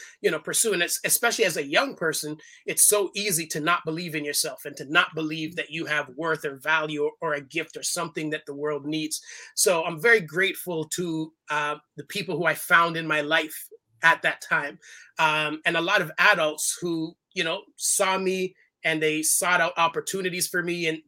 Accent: Toronto, Ontario, Canada; I was born in Toronto, Canada. My family is all from Jamaica. So I'm the first generation of the family born outside of the islands

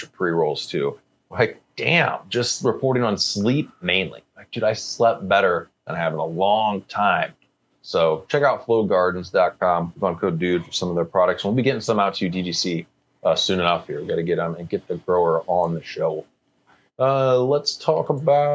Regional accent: Canada; as a Canadian

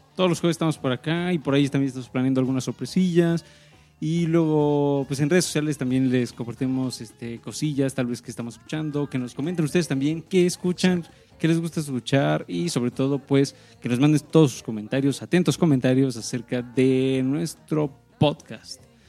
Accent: Mexico; nosotros que venimos de México

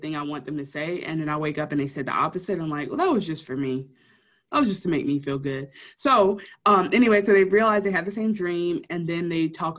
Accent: Detroit, Michigan, United States; being from Detroit

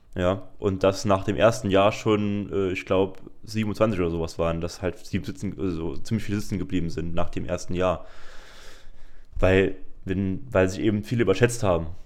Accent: Saarbrücken, Saarland, Germany; bei uns im Saarland

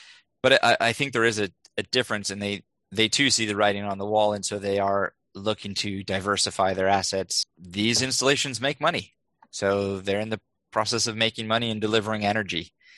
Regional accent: India; born there; I was born in India and named by a monk there.

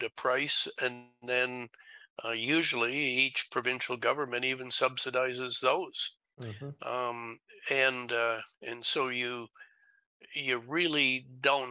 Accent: Canada; as a Canadian

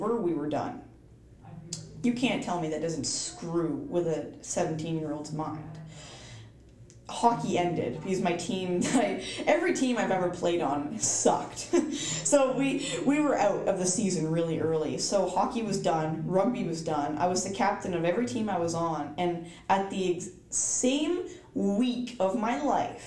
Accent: East Coast, United States; I am from the East Coast

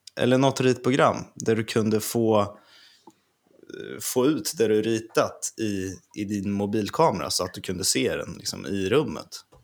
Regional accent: Örebro, Örebro County, Sweden; jag är ju från Örebro

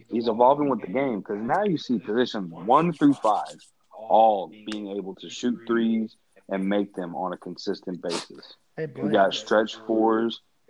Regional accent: Oklahoma City, Oklahoma, United States; now in Lexington, United States; I'm from Oklahoma City. That's where I was born. That's where I was raised for some years.

